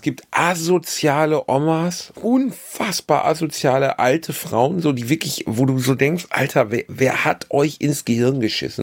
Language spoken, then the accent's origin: German; Germany; accent: German; mit meinem schlechten deutschen Dialekt